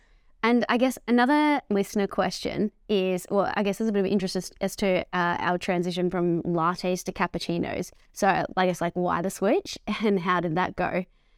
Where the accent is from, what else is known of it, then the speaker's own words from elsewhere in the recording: Melbourne, Victoria, Australia; I think growing up in the outer eastern suburbs, it's just like, you just get what you want. There's no judgment.